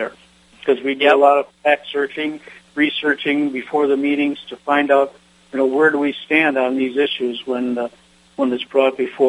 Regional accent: Michigan, United States; I came to NSPS as from Michigan, as you know, the was elected to come out as a director. I represented the state of Michigan.

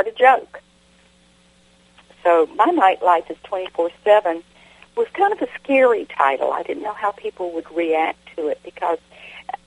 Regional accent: the South, United States; accent: southern; my southern accent

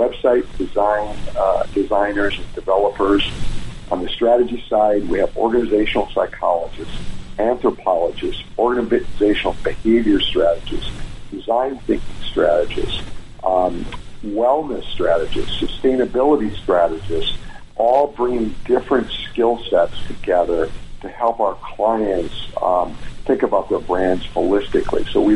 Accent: Wisconsin, United States; moved away as an adult; also born or lived in Los Angeles; now in Atlanta, United States; I grew up in the Midwest of Wisconsin

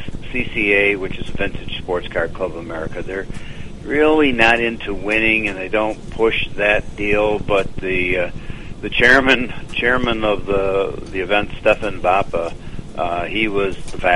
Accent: the Berkshires, Massachusetts, United States; I'm originally from the Berkshires in Massachusetts

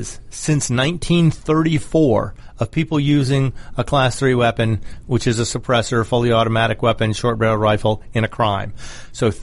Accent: Georgia, United States; my home state of Georgia

